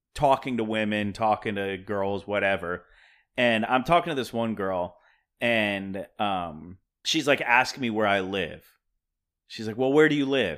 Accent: Pennsylvania, United States; now in Brooklyn, United States; I'm from Pennsylvania

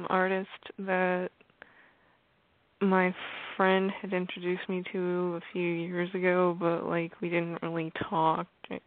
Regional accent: Arkansas, United States; I am going to be 18 in August, and I'm from Arkansas.

